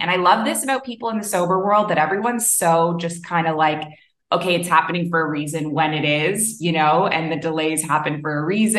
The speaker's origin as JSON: {"language": "English", "country": "Canada", "also_born_or_lived": "Middle East", "moved": "as an adult", "lives_now": "Bali, Indonesia", "said": "I'm a Canadian who moved across the world to the Middle East at age 23, and I never went back"}